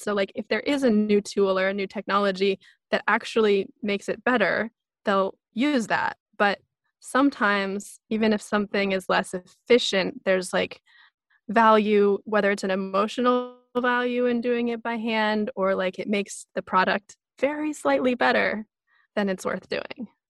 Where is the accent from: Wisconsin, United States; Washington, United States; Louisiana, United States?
Washington, United States; Pacific Northwest, small town outside of Seattle; moved away as an adult; now in Yamanaka, Japan; I grew up in the Pacific Northwest in this small town outside of Seattle